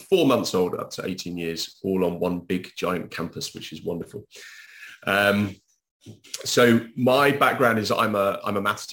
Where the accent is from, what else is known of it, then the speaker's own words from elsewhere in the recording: United Kingdom; now in Spain; I'm British.